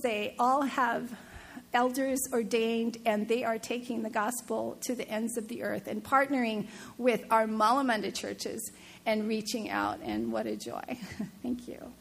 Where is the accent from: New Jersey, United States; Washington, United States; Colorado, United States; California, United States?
Washington, United States; Seattle; moved away; I'm from Seattle, the home of Starbucks